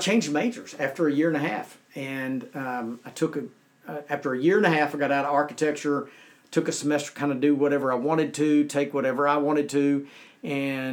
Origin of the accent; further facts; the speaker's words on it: Conroe, Texas, United States; I went to work at a bank in Conroe, Texas, where I was born and raised.